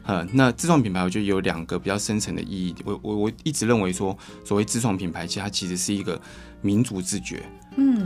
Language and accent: Chinese; Taichung, Taiwan; moved away; also born or lived in Taipei / Keelung; 我自己在台中长大， 大，呃，在台北工作